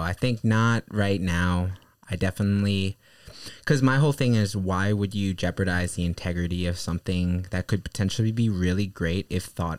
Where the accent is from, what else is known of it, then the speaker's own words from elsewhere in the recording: Manhattan, New York, United States; I grew up in Manhattan, more specifically on the Upper West Side.